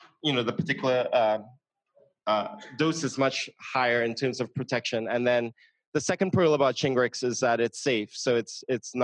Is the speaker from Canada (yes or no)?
no; Trinidad & Tobago; moved away; I'm from Trinidad and Tobago.